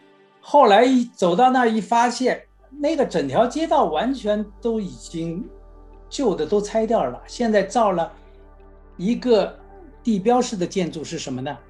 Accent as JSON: {"language": "Chinese", "region": "Shanghai", "country": "China", "tie": "born or raised there", "moved": "as an adult", "lives_now": "Los Angeles, United States", "said": "上海呢是我的家乡，"}